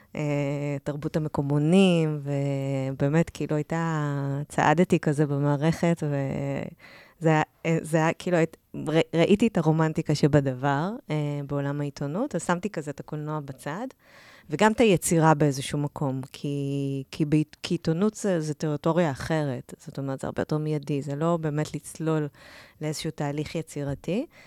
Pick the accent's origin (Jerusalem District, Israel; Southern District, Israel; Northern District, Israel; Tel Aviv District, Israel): Tel Aviv District, Israel; Or Yehuda; moved away as an adult; now in Tel Aviv, Israel; גדלתי באור יהודה, לא רחוק מתל אביב